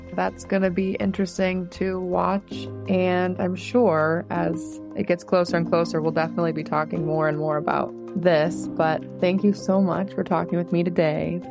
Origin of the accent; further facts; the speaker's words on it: Oregon, United States; now in Nevada, United States; I'm from Oregon and we do mail in voting